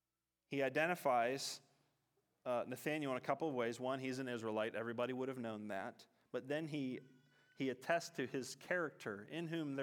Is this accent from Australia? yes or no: yes; Katanning, Western Australia, Australia; So I'm from Katanning, many of you know that, but I'm from a part of Katanning called Wick City, and that my family goes back in Wick City. That's where my grandfather grew up.